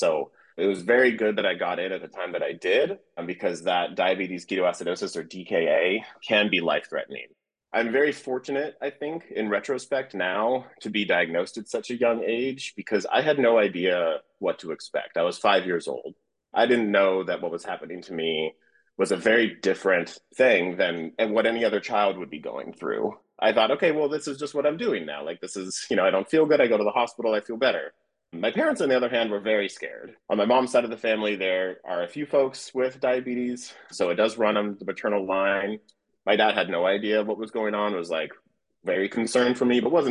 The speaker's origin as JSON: {"language": "English", "town": "Oceanside", "region": "California", "country": "United States", "tie": "born or raised there", "said": "I was born in Southern California. My parents moved pretty quickly to a town called Oceanside, which is in North County, San Diego, in Southern California"}